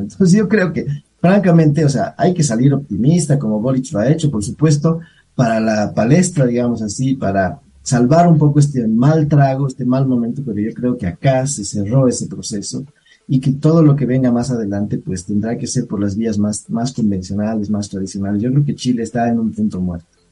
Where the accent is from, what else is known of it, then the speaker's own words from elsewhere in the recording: Bolivia; yo sí pienso como boliviano